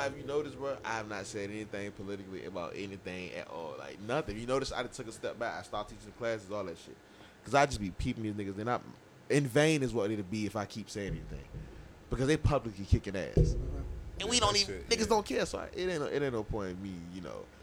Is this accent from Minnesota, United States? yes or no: no; Norfolk, Virginia, United States; I was born in Norfolk